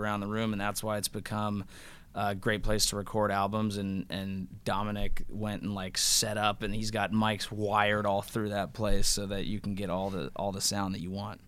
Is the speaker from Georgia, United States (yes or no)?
no; Bay Area, California, United States; we're all from the Bay Area